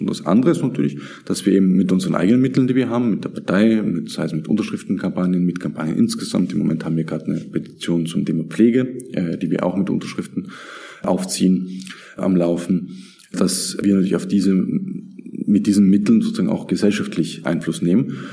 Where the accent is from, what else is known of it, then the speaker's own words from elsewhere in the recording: south of Graz, Styria, Austria; also born or lived in Vienna / Turkey; now in Graz, Austria; ich bin schon in, in Graz geboren und im Süden von Graz in einer kleinen Stadt, kleinem Dorf aufgewachsen